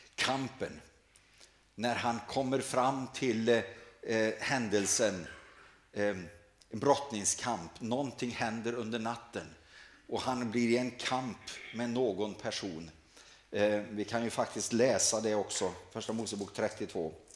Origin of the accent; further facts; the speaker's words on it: Sweden; här hemma i Sverige